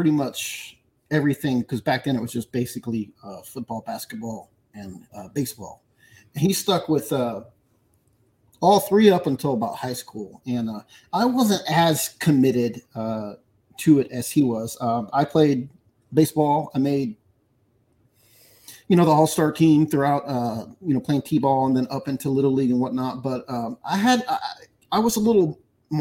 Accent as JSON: {"language": "English", "town": "Pasadena", "region": "Texas", "country": "United States", "tie": "born or raised there", "said": "we grew up in an industrial area of Houston called Pasadena"}